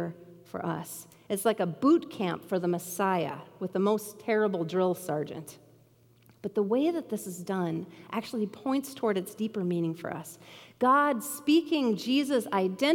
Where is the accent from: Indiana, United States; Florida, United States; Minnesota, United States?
Minnesota, United States; Bemidji; Growing up in Bemidji, I loved being in the water